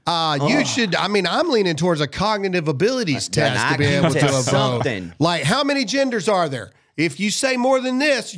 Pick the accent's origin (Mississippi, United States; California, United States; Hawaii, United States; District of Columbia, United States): Mississippi, United States; You know, I live in Mississippi, my home state. It really isn't affecting us here.